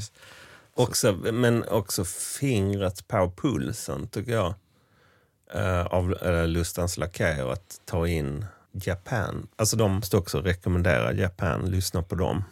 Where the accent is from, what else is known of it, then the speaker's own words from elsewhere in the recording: Sankt Olof, Skåne, Sweden; byn Sankt Olof, där jag växte upp